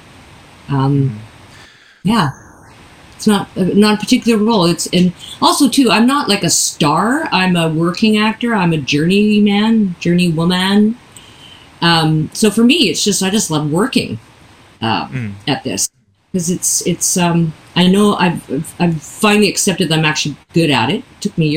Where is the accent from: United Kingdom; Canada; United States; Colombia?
Canada; also born or lived in St. John's, Newfoundland and Labrador; I'm Canadian and was born in Canada